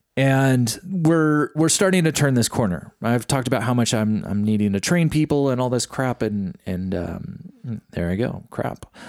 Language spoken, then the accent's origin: English; East Bay, San Francisco Bay Area, California, United States; I grew up in the Bay Area of California, so that's, like, around San Francisco, Oakland area. And we were, we were considered East Bay